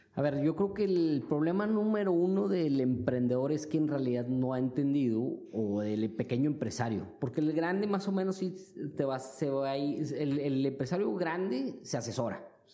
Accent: Mexico; moved away as an adult; now in China; como mexicanos

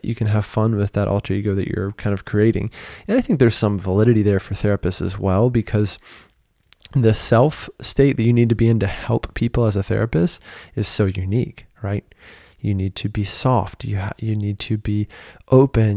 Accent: United States; moved away as an adult; now in Paris, France; being an American living in Paris

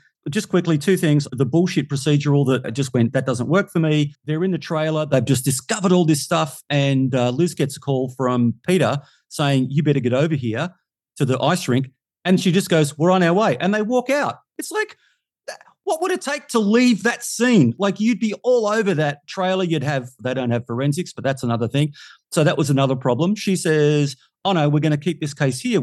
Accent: Australia; we're Australian

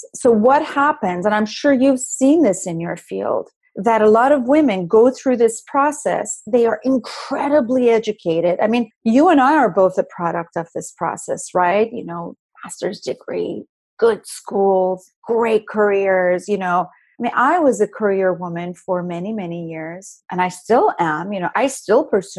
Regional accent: Iran; now in United States; I'm Iranian American, I come from a totally different culture. You know, we don't have dating in our culture in Iran, or at least back when I grew up.

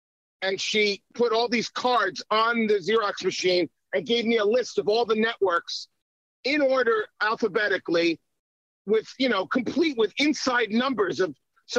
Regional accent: Long Island, New York, United States; growing up in New York, which is where I grew up in Long Island first during the Islanders Four Cup administration back in the cusp of the 70s and 80s. That's where I grew up. And then in New York City

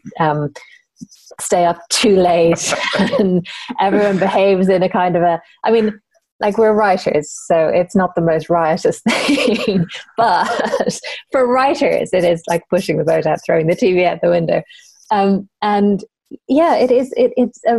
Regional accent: Ireland; I grew up in Ireland, where everything is very family-based

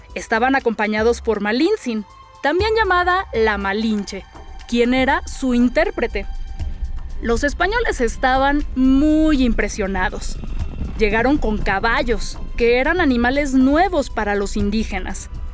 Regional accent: Mexico City, Mexico; Soy escritora y soy una verdadera chilanga

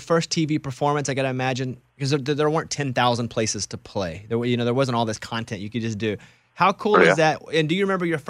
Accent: Arkansas, United States; You know, me growing up in Arkansas, you know, Central and South Arkansas

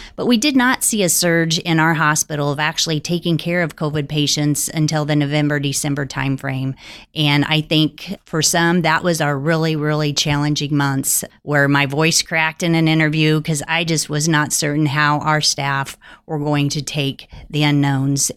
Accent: Holton, Kansas, United States; I had the opportunity in two thousand eight to come back and help manage my hometown hospital

